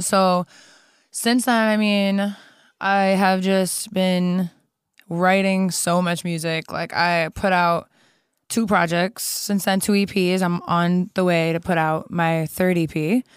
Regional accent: Streamwood, Illinois, United States; moved away as an adult; also born or lived in Germany / Kosovo / Chicago; now in Los Angeles, United States; I was raised in Chicago since I was, like, five years old

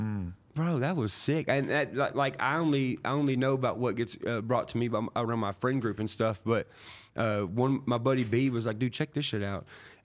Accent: Nashville, Tennessee, United States; growing up around Nashville, everybody who goes in those buildings and comes out, like, I shoot pool with them.

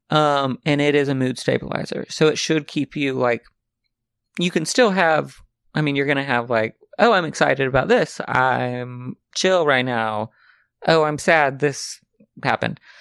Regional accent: the South, United States; now in Los Angeles, United States; I'm from the South

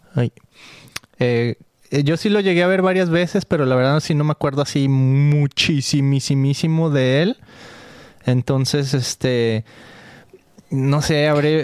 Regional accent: Mexico; soy mexicano. Mucho orgullo aquí cargando la bandera mexicana en mi corazón y en mi zarape

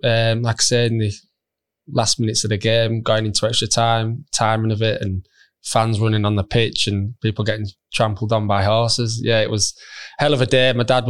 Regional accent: Halifax, Yorkshire and the Humber, United Kingdom; I was from Halifax.

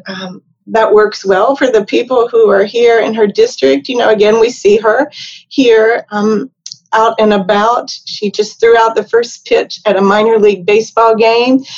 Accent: West Virginia, United States; moved away; I'm from West Virginia

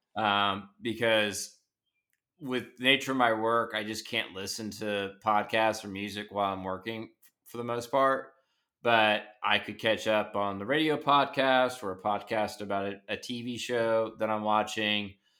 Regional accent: Nashville, Tennessee, United States; I grew up in Nashville

